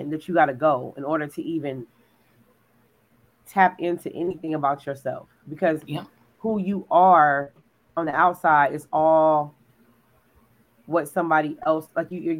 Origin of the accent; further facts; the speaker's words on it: California, United States; now in Texas, United States; we're from California